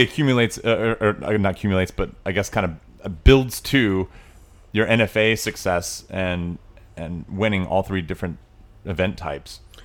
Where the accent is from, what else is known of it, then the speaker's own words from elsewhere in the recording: Tennessee, United States; I grew up in Tennessee